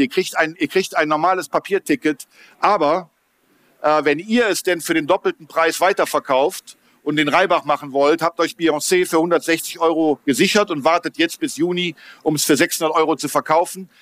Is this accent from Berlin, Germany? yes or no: yes; Berlin, Germany; ich komme aus Berlin